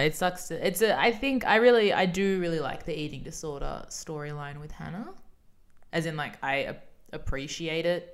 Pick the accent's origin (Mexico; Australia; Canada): Australia; We're Australian